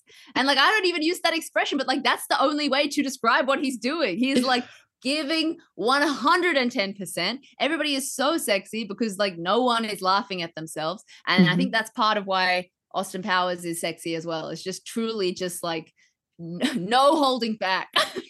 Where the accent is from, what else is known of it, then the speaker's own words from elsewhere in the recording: New Zealand; that's just part of growing up in New Zealand.